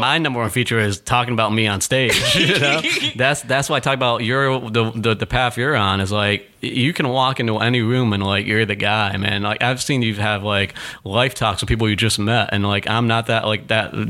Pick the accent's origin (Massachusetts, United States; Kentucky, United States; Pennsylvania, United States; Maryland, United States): Massachusetts, United States; Chicopee; also born or lived in Springfield, Massachusetts; now in New York, United States; we grew up in Chicopee, Massachusetts, um, like an hour and a half away from Boston